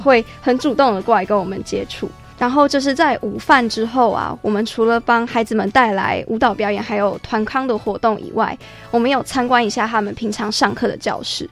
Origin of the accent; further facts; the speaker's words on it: Taiwan; 我们的价值观是在台湾形成的